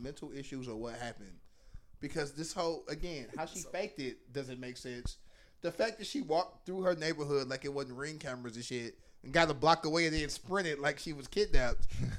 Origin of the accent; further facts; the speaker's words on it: St. Louis, Missouri, United States; I grew up in St. Louis.